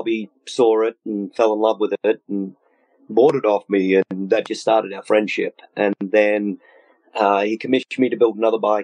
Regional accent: Melbourne, Victoria, Australia; moved away as an adult; also born or lived in Midwest, United States; now in United States; I'm a transplant from Australia. I was born and bred in Melbourne, Australia, and I moved here 31, I think, and ended up in the Midwest

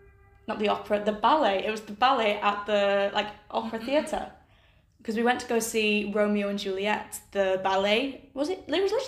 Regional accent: Accrington, North West England, United Kingdom; moved away as an adult; also born or lived in Durham; now in Modena, Italy; So it's either I say I'm from Accrington and then they're like, where? Or I say, oh, I'm from Accrington.

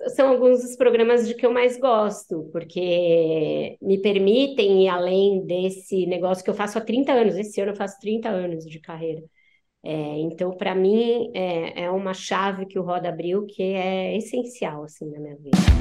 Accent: ABC Paulista, São Paulo, Brazil; Aí eu cresci no ABC, eu sou paulistana, mas cresci no ABC

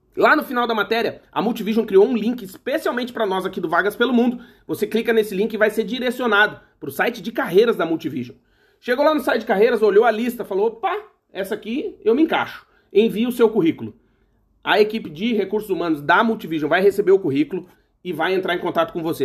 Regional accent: Alegrete, Rio Grande do Sul, Brazil; moved away as an adult; now in United States; eu sou do Alegrete, né? Eu nasci no Alegrete, que é a fronteira com a Argentina.

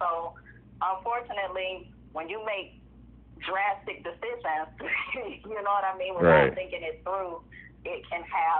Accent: Hollywood, Florida, United States; also born or lived in Hallandale Beach, Florida; I'm 36 years old. I was born in Hollywood, Florida, at Memorial Hospital. I grew up a lot of different places. I wouldn't say I had one specific area, but Hollandale, Hollywood

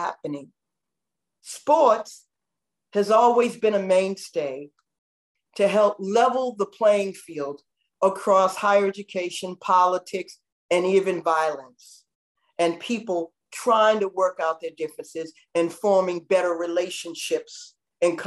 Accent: Boston, Massachusetts, United States; now in Miami, United States; I grew up in a community in Brookline, Roxbury, Boston

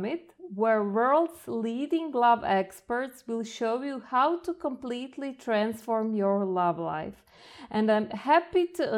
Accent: Croatia; I come from Croatia

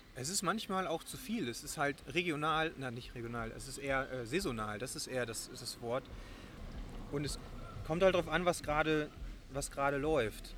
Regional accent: Germany; now in Bonn, Germany; Ich bin äh, eigentlich aus dem Moor in der Nähe von Bremen. Ich ähm, bin äh, seit sieben Jahren jetzt in Bonn.

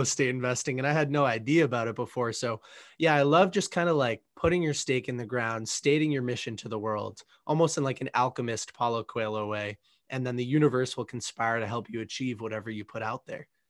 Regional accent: Boston, Massachusetts, United States; I grew up in the Northeast, in the Boston, Massachusetts area, a little bit south of this city

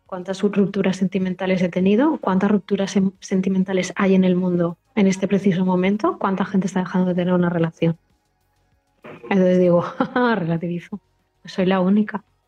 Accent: Spain; Nosotros somos una sociedad española

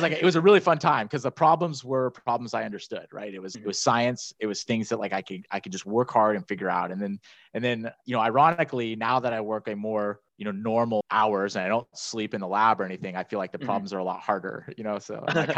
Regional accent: Northern California, United States; moved away as an adult; also born or lived in Miami; I'm originally from Northern California.

